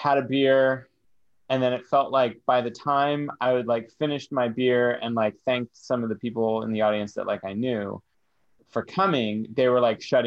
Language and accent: English; San Francisco, California, United States; I'm from San Francisco. I'm a San Francisco comic.